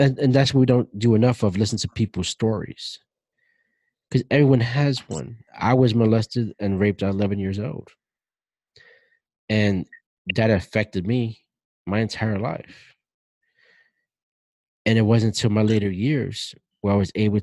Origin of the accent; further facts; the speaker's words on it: New York City, New York, United States; growing up the way I grew up in Brooklyn, in the projects, in the ghetto